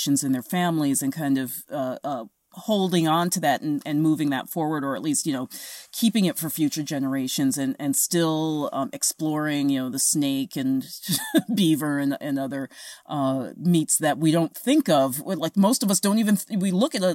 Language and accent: English; New York City, New York, United States; moved away as an adult; I grew up in New York City. I moved here only 4 years ago